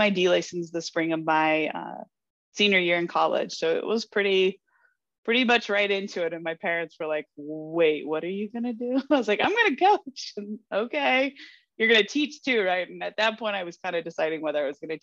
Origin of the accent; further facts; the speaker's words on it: Naperville, Illinois, United States; I grew up in Naperville, Illinois. So I was a suburb of Chicago